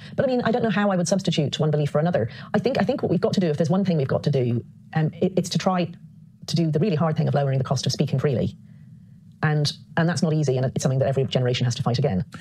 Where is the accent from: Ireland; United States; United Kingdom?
Ireland; I was brought up Catholic. I mean, I'm obviously Irish